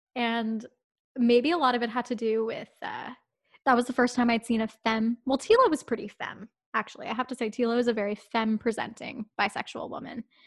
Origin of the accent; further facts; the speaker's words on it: town outside of Toronto, Ontario, Canada; town outside of Toronto. Um, it's probably about an hour away. I lived there all my life. Like, I never moved as a kid.